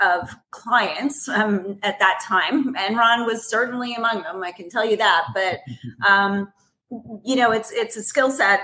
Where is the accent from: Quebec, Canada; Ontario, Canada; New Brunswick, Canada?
Ontario, Canada; Toronto; moved away as an adult; also born or lived in Vancouver, Canada / Seattle, United States; now in New York, United States; I was born in Toronto. I lived in Toronto for through high school.